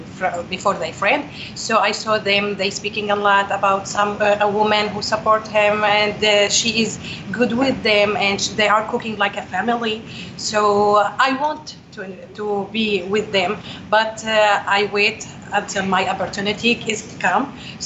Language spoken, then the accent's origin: English; Homs, Homs Governorate, Syria; English is a second language; moved away as an adult; now in United States; I'm from Syria.